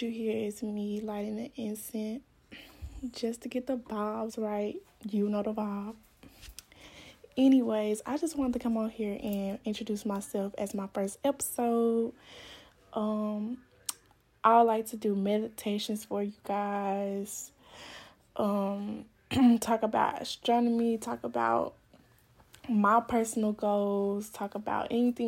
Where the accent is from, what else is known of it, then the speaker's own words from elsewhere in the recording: Stuttgart, Arkansas, United States; also born or lived in northern Florida; now in Florida, United States; I'm from Stuttgart, Arkansas, but I live in Florida right now, in northern Florida.